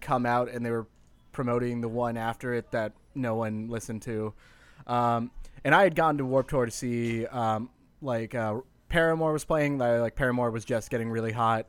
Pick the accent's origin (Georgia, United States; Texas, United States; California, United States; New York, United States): California, United States; Bay Area; I grew up in the Bay Area